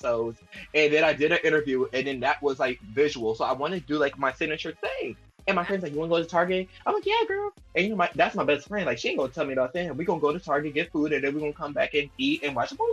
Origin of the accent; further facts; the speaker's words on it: Louisiana, United States; We're from Louisiana